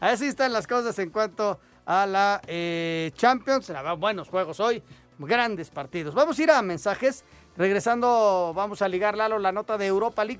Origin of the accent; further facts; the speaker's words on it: Mexico; todos somos mexicanos